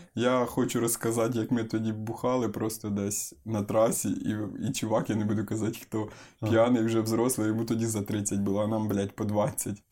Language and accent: Ukrainian; Ukraine; now in Kyiv, Ukraine; народився я в селі